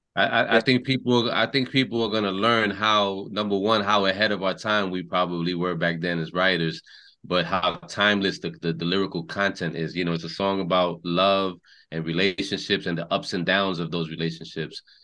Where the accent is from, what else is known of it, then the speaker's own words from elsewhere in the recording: New York, United States; parents are both born, raised in Puerto Rico, and and you know we we grew up in New York, so we consider ourselves New Yorkers